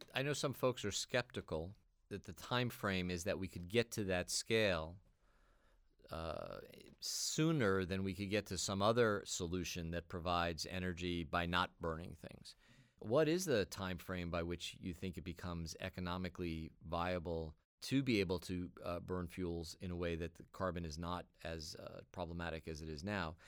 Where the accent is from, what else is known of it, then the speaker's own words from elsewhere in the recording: New York, United States; I grew up in New York